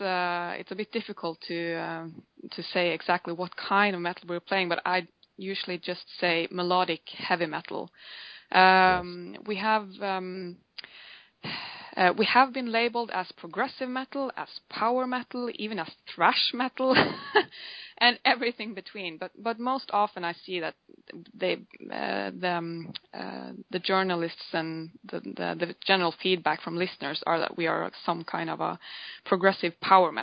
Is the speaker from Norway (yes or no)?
yes; Norway; we are from Norway. We live in the right in the middle of Norway